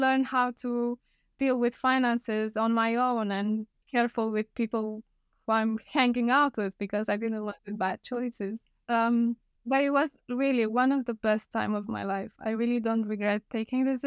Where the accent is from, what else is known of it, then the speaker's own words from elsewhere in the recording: Moldavia, Romania; English is a second language; moved away as an adult; also born or lived in Bucharest, Romania / Portugal; now in Leamington Spa, United Kingdom; I'm from Romania. I'm from a really small town. It's called Moldovan County, let's say, but it's not actually Moldova